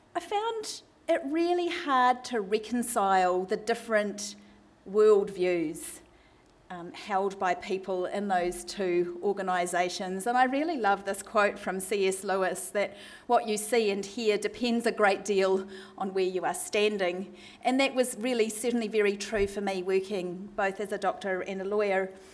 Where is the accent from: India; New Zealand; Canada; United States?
New Zealand; now in Melbourne, Australia; I am a Kiwi, and I apologise if my accent causes anyone any difficulty tonight